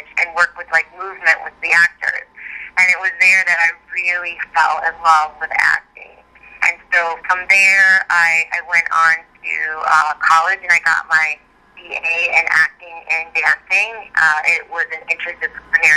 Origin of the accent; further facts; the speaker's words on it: Chicago, Illinois, United States; moved away as an adult; now in Los Angeles, United States; which was really fun to kind of do in my hometown